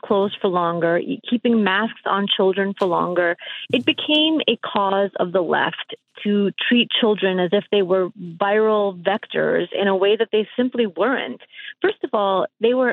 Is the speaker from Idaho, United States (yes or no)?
no; New York City, New York, United States; moved away as an adult; also born or lived in Russia; now in Florida, United States; I grew up in Brooklyn.